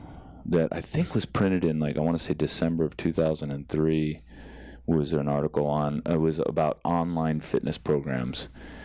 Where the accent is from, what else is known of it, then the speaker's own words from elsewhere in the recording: San Jose, California, United States; also born or lived in Massachusetts; I was born in Massachusetts but raised in Bay Area.